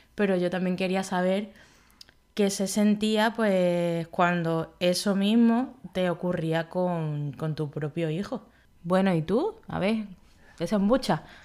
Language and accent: Spanish; Málaga, Andalusia, Spain; also born or lived in Madrid / Galicia; yo nací en Madrid, donde viví tres años hasta que nos mudamos a Málaga